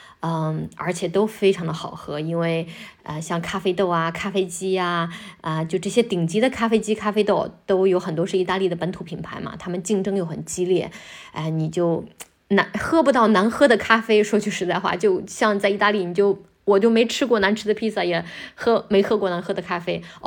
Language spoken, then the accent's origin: Chinese; northern China, China; moved away as an adult; also born or lived in Shanghai; now in Rome, Italy; 我自己呢，就作为一个中国人